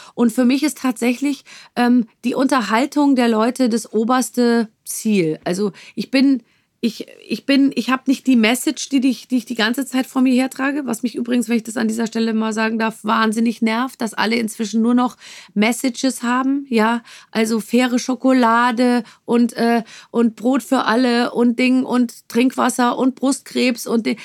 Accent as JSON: {"language": "German", "town": "Munich", "region": "Bavaria", "country": "Germany", "tie": "born or raised there", "moved": "as an adult", "said": "bin ich geboren in München und habe da natürlich auch 25 Jahre gelebt"}